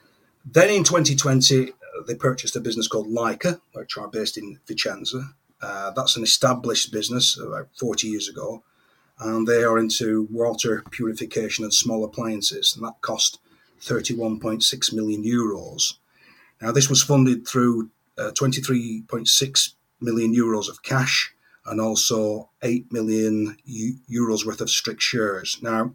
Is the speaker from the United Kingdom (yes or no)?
yes; United Kingdom; Yes, being British, it's easy to assume that the whole world enjoys, you know, a nice cup of tea.